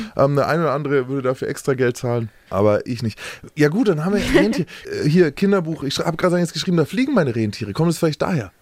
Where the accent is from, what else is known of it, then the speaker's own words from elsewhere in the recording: Nuremberg, Bavaria, Germany; ich bin Nürnberger